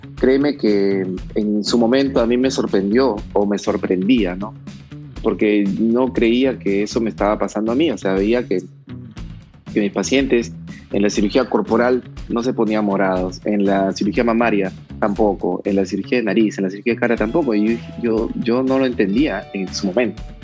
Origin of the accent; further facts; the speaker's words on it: Trujillo, La Libertad, Peru; moved away as an adult; also born or lived in Guadalajara, Mexico; me vine a Trujillo porque, porque pues soy trujillano